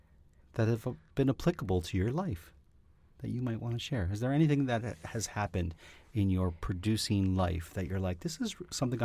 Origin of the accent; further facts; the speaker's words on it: Canada; Being a Canadian performer, seeing your friends on shows, and you're like, there's Shannon.